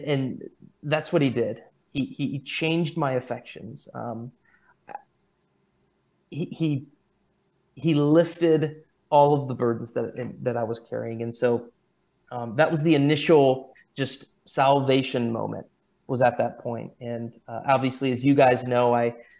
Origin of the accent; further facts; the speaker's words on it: United States; I'm Christian because I'm American